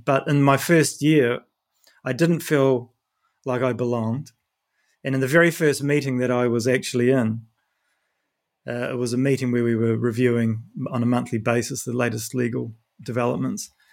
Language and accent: English; New Zealand; moved away; I'm from New Zealand